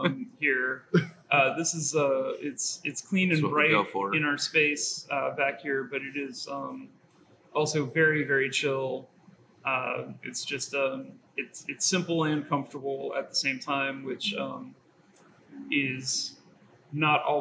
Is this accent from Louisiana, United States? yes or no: yes; New Orleans, Louisiana, United States; now in Orange County, United States; since I grew up in New Orleans